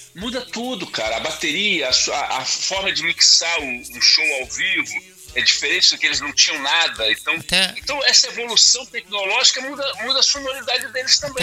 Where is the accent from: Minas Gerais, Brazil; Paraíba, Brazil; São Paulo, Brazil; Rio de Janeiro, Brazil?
Rio de Janeiro, Brazil; now in Vitória, Brazil; Eu, eu nasci no Rio de Janeiro e vim para Vitória. Quando eu nasci, quando eu era moleque no Rio de Janeiro